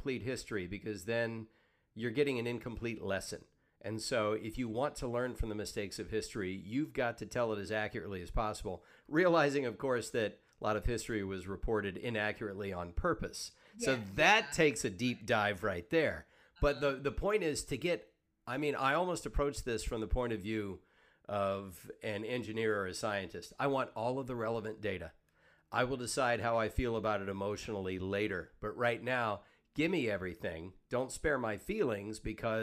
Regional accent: Deep South, United States; now in Los Angeles, United States; I grew up in the Deep South

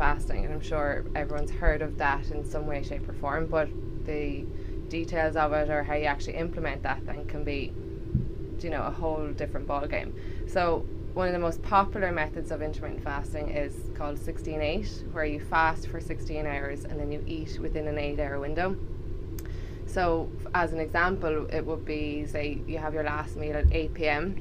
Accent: Ireland; accent: Irish; moved away; also born or lived in Liverpool, United Kingdom; I am Irish, obviously. You can probably tell from the accent.

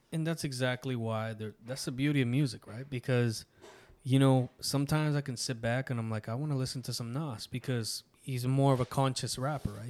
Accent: Canada; Latino in, in Canada, you know, but if I go to Nicaragua, el Canadiense

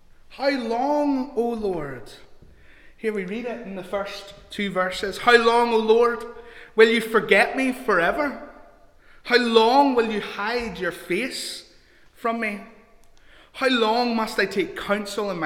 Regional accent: Larne, Northern Ireland, United Kingdom; also born or lived in England; I grew up in Larne

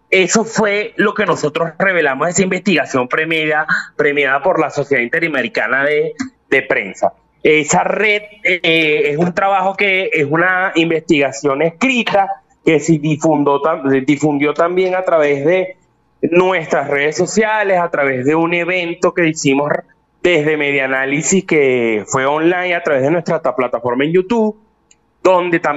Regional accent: Venezuela; pudimos ver que somos los únicos de Venezuela que pudimos ser galardonados.

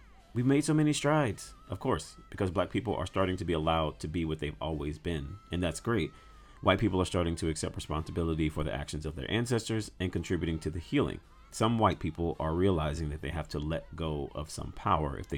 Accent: Louisiana, United States; I'm from Louisiana

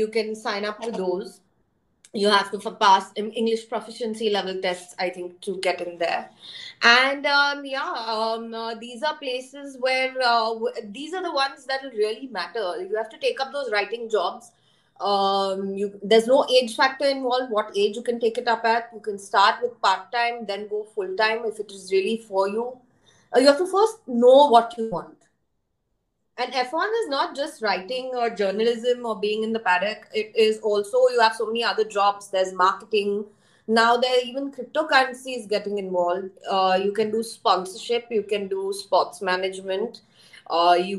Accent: India; also born or lived in Australia; as Indian

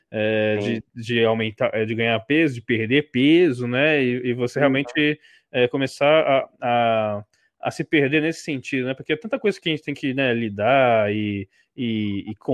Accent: Rio de Janeiro, Brazil; sou do Rio

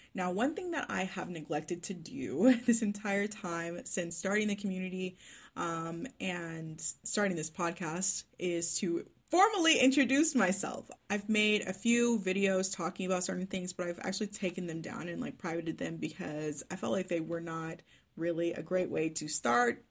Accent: Dallas, Texas, United States; first language English; moved away as an adult; now in Melbourne, Australia; I am from Dallas, Texas, but I now live in Melbourne, Victoria, Australia

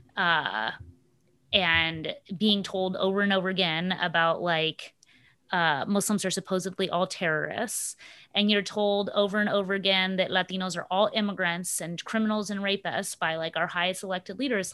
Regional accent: Upper Arlington, Ohio, United States; accent: suburban white girl accent; first language English; also born or lived in Mexico; I grew up in Ohio. Like, what are you talking about? Do you mean, like, my Upper Arlington suburb, that was my suburb

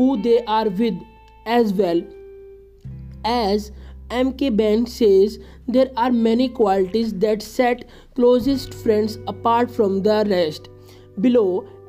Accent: India; I am from India

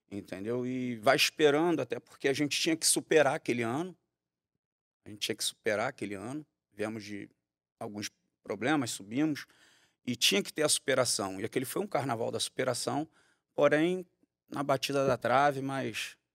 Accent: Rio de Janeiro, Brazil; Eu nasci em Campinho, maternidade de Campinho.

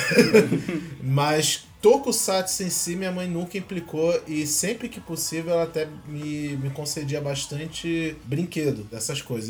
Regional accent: Rio de Janeiro, Brazil; quando eu era pequeno eu morava em Acari e minha vida era praticamente toda em Madureira.

